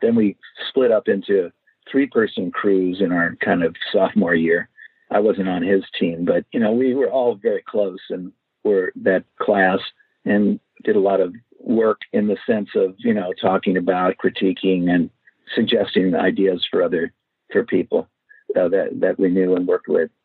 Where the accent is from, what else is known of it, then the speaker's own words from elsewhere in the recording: Los Angeles, California, United States; I grew up in Los Angeles